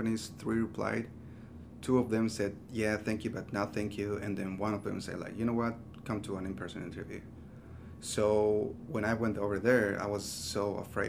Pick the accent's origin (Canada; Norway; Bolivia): Bolivia; moved away as an adult; now in United States; I was born and raised in Bolivia